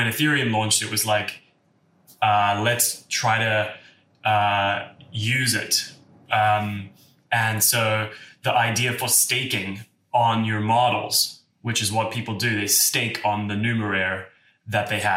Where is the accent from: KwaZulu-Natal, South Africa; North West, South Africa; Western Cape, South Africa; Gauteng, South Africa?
Western Cape, South Africa; Cape Town; moved away as an adult; now in San Francisco, United States; I grew up in Cape Town